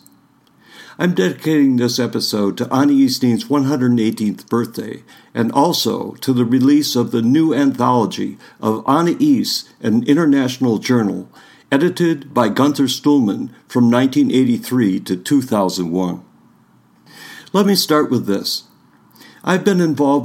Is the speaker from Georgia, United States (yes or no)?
no; northern Michigan, United States; I grew up in a small town in northern Michigan